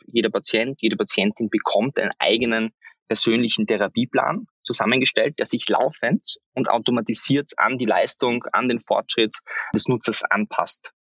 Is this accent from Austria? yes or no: yes; Austria; für mich als, als Österreicher